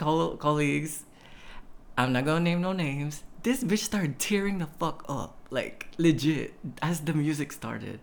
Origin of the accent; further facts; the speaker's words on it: Puerto Princesa, Palawan, Philippines; my hometown of Puerto Princesa City